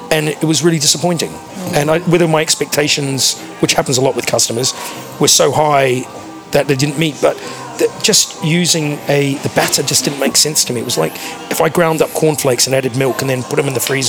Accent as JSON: {"language": "English", "country": "New Zealand", "said": "I'm a Kiwi"}